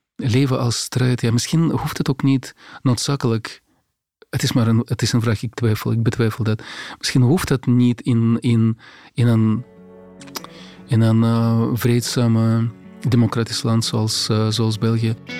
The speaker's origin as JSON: {"language": "Dutch", "town": "Grodno", "region": "Grodno Region", "country": "Belarus", "tie": "born or raised there", "also_born_or_lived": "Minsk, Belarus / Moscow, Russia", "second_language": "Dutch", "moved": "as an adult", "lives_now": "Belgium", "said": "de stad waar ik, waar ik ben geboren, de stad, in mijn geboortestad, ja, Grodno"}